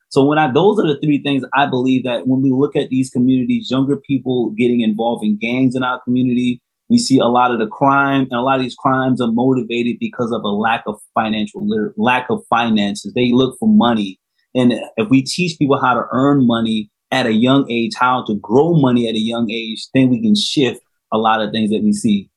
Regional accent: South Carolina, United States; right here in my home state

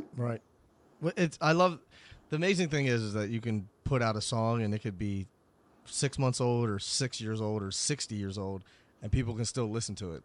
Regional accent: Philadelphia, Pennsylvania, United States; I'm from Philly, as everybody knows

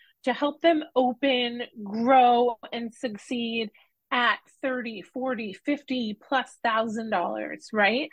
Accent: Norwich, Connecticut, United States; I moved back to my hometown of Norwich, Connecticut

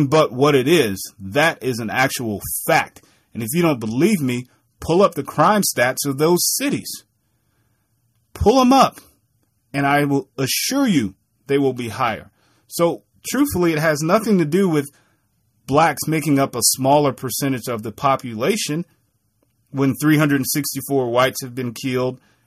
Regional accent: Milwaukee, Wisconsin, United States; a young black kid growing up in Milwaukee, Wisconsin

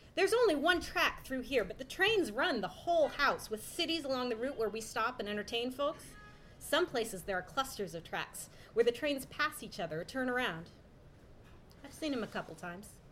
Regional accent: Seattle, Washington, United States; I'm from Seattle

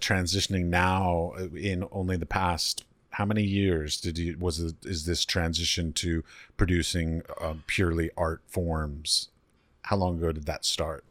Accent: United States; moved away; I come from America

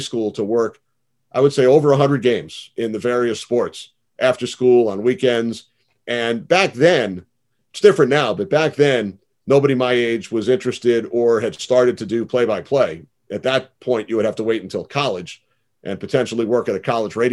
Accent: Great Neck, New York, United States; moved away as an adult; now in New Jersey, United States; Great Neck on Long Island, where I grew up — I've lived in New Jersey now for 20 years, so I'm two bridges away, but I grew up on Long Island

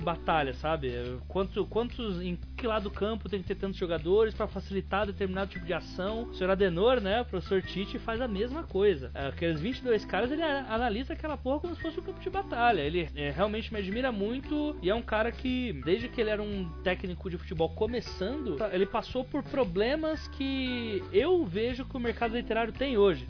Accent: São Paulo, Brazil; Eu sou paulista

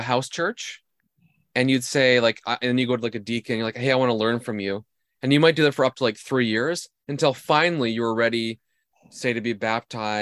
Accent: Canada; I'm Canadian

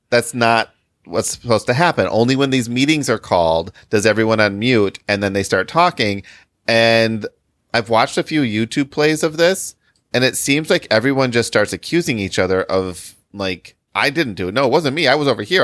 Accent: Michigan, United States; now in Chicago, United States; I live in Chicago, and I spent most of my life growing up in Michigan

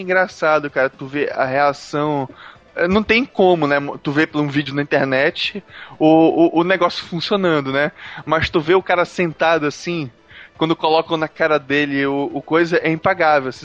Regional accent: Brazil; a gente, como brasileiro

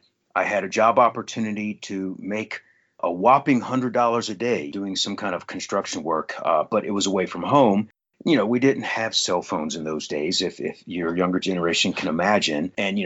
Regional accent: Virginia, United States; also born or lived in Kentucky / Southeast US; I was born in Kentucky. I grew up all around the Southeast as an Army brat, primarily in Virginia, actually.

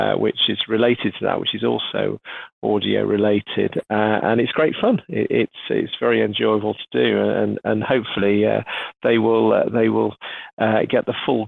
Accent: United Kingdom; being British

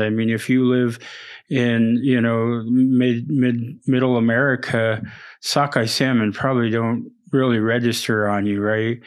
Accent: Prince of Wales Island, Alaska, United States; I'm from Prince of Wales Island

